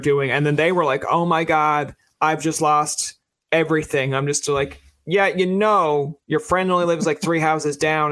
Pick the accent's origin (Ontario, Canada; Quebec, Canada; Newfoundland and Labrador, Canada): Newfoundland and Labrador, Canada; being a Newfoundlander